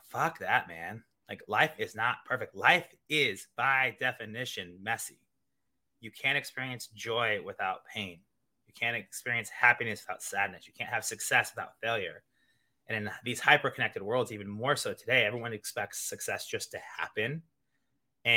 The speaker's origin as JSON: {"language": "English", "town": "Kansas City", "region": "Missouri", "country": "United States", "also_born_or_lived": "Iowa / Italy", "moved": "as an adult", "lives_now": "New York City, United States", "said": "I'm originally from the Midwest, Kansas City, Missouri"}